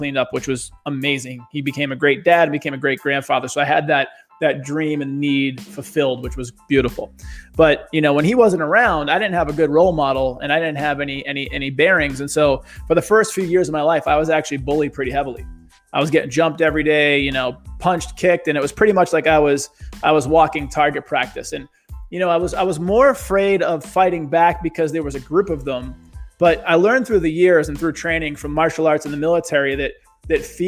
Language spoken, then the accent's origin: English; Boston, Massachusetts, United States; growing up in the town of East Boston